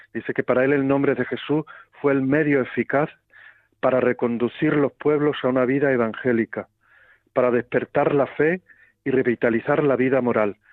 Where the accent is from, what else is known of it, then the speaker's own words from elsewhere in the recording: Guadalupe, Extremadura, Spain; soy de Guadalupe, que es mi mayor honor